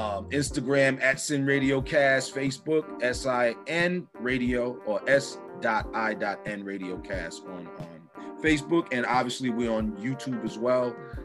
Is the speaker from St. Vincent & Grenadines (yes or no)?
yes; St. Vincent & Grenadines; Right now, my country, my home country that I come from, St. Vincent and the Grenadines, is experiencing some volcano eruptions.